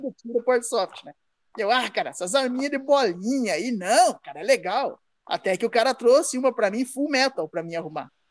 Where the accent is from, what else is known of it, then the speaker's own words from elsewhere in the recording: Guarapuava, Paraná, Brazil; moved away; also born or lived in Curitiba / Campo Mourão / Pinhão; eu sou de Guarapuava, cara. Eu nasci em Guarapuava, no Paraná